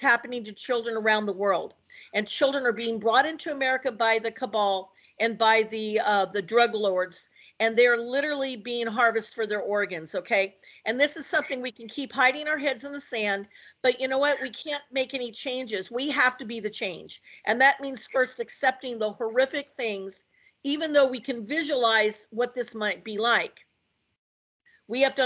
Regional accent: San Francisco Bay Area, California, United States; also born or lived in Hollywood, Los Angeles; now in Oregon, United States; the San Francisco Bay Area where I was raised

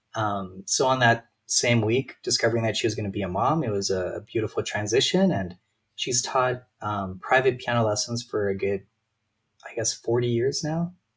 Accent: Calgary, Alberta, Canada; born and raised in Calgary

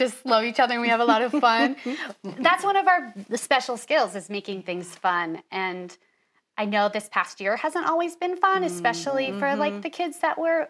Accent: Syracuse, New York, United States; moved away as an adult; now in New York City, United States; I'm from Syracuse, New York.

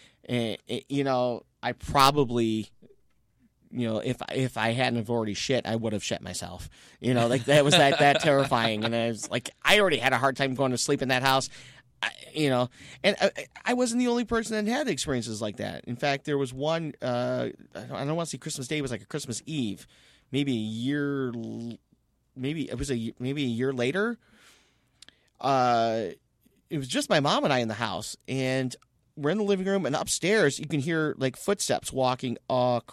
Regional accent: Romeo, Michigan, United States; I grew up in Romeo, in these old houses.

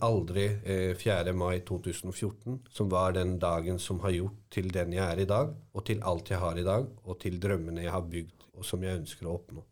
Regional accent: Hallingdal, Buskerud, Norway; Jeg vokste opp i Hallingdal, en liten bygd.

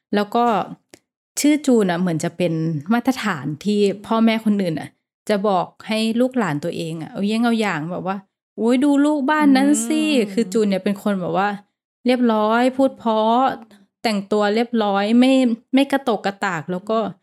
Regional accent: Thailand; now in Bangkok, Thailand; เราก็เป็นคนต่างจังหวัด

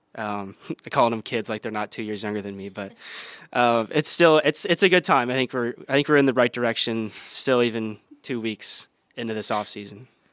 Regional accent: Waukee, Iowa, United States; also born or lived in Sacramento, California / Cedar Rapids, Iowa; I was born in Sacramento, raised there for, uh, a few years, then moved out to Iowa for my dad's job. Um, went to, like, elementary, middle school in Cedar Rapids, and then moved to Waukee, Iowa, Um, went to high school there

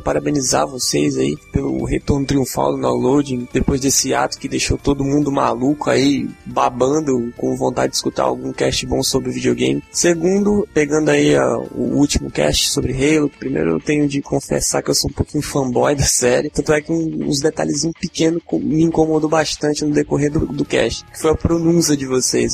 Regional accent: Porto Velho, Rondônia, Brazil; sou de Porto Velho, Rondônia.

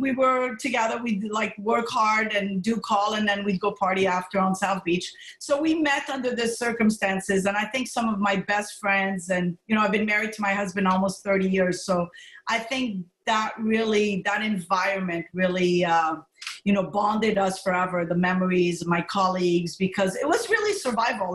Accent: Montreal, Quebec, Canada; moved away; also born or lived in Morocco / Nova Scotia; I was born in Morocco. Uh, my parents, you know, my background is uh, I'm pretty much a mutt, like Spanish background, German you name it, it's all mixed in. Italian, I was happy to see on 23andMe, I have some Italian blood, um, and Greek. So I'm a mutt. And essentially, my parents immigrated to Montreal. I was raised in Montreal

